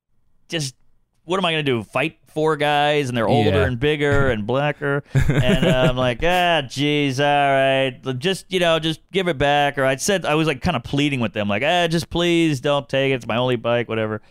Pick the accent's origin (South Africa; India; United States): United States; New Orleans, Louisiana; now in New York City, United States; I grew up in New Orleans in like a dicey neighborhood